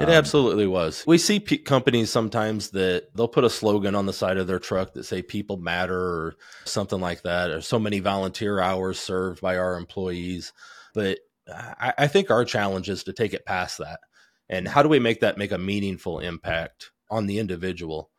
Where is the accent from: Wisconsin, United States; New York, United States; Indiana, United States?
Indiana, United States; Goshen; also born or lived in New Paris, Indiana; I grew up in Goshen, Indiana, part-time there and then part-time in New Paris, just south of there